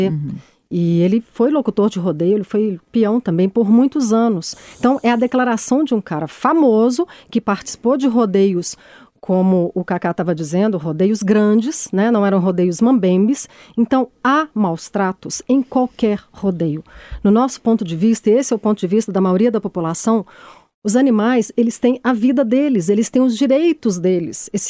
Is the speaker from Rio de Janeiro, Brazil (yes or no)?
no; Caeté, Minas Gerais, Brazil; Caeté, que eu sou de Caeté, eu sou presidente da ONG de Caeté, eu luto contra o rodeio lá desde 2012